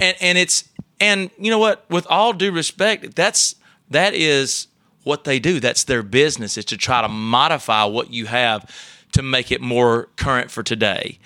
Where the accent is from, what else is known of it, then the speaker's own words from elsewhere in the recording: Elrod, Alabama, United States; accent: Alabama; now in Nashville, United States; I grew up in a little town right outside of Tuscaloosa, Alabama